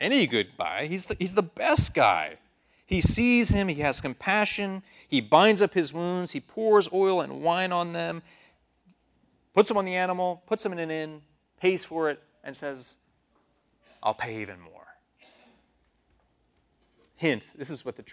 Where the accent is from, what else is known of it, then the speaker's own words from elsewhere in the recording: New York City, New York, United States; I'm from New York City